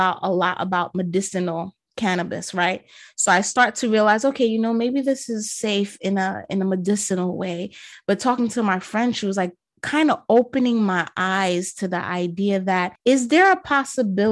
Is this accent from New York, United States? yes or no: yes; New York City, New York, United States; I'm a New Yorker, so I'm using the slang terms